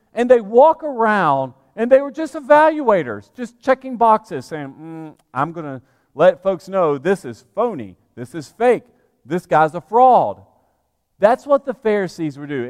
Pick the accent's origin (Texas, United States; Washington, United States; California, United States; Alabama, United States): Alabama, United States; moved away as an adult; also born or lived in Georgia / New Orleans, Louisiana; now in Lexington, United States; I grew up in the Deep South, in Alabama